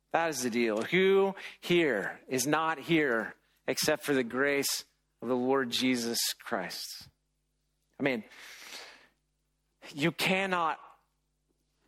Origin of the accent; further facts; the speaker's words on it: United States; we're very American about all